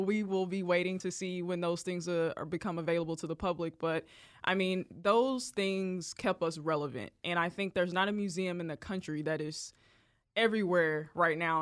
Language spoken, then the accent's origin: English; Jonesboro, Arkansas, United States; moved away as an adult; also born or lived in Columbia, Missouri; now in Kansas City, United States; Born and raised Jonesboro, Arkansas